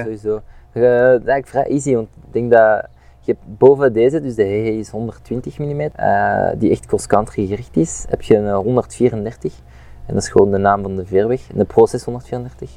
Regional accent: Overijse, Flanders, Belgium; ik ben van Maleisië

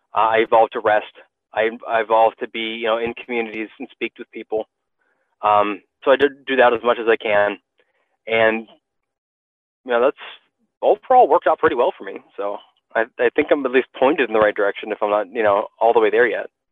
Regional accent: United States; being an American

